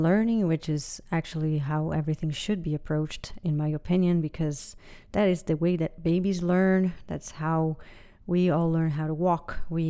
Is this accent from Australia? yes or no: no; Brazil; I am from Brazil